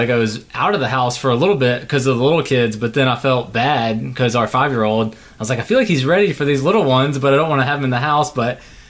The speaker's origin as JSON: {"language": "English", "area": "south of Atlanta", "region": "Georgia", "country": "United States", "tie": "born or raised there", "said": "we don't like to say we're from Atlanta because we're not much of city people, we feel like, you know. So we grew up south of it, maybe 45 minutes, or I did, and then now we're north of it 45 minutes."}